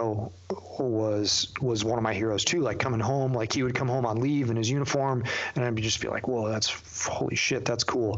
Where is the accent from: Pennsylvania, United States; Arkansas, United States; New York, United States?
New York, United States; Youngstown; moved away; I grew up in Western New York in a tiny little town, called Youngstown, just north of Niagara Falls.